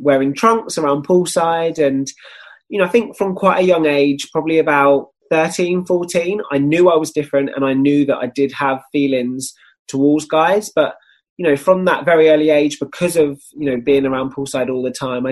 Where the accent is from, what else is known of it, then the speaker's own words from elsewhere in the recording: Kent, South East England, United Kingdom; Kent. Yeah, I grew up in just outside of London